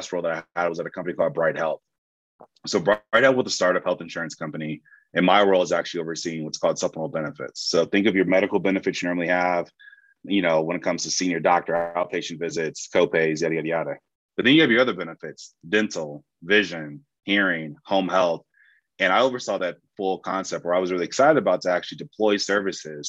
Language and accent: English; Compton, California, United States; I specifically grew up in Compton, California